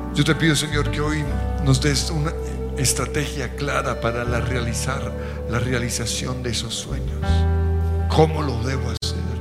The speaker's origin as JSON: {"language": "Spanish", "country": "Colombia", "said": "como colombianos"}